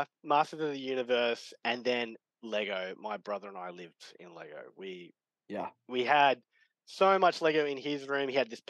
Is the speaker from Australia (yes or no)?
yes; Australia; Yeah, it's interesting. Australia, especially back, so I'm an 81 baby